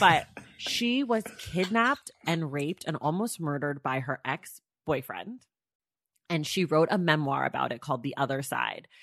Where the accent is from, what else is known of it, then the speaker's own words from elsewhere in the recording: Oakland, California, United States; I'm from Oakland, California.